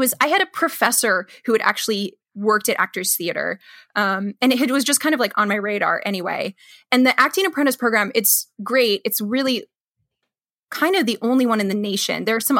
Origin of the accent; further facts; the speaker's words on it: Missouri, United States; They were doing a Lanford Wilson play and I'm like from Missouri.